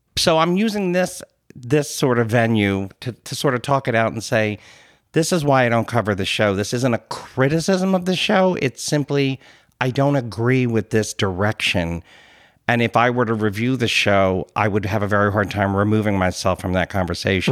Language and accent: English; Philadelphia, Pennsylvania, United States; as a Philadelphian, it's fun that everyone is so into the accent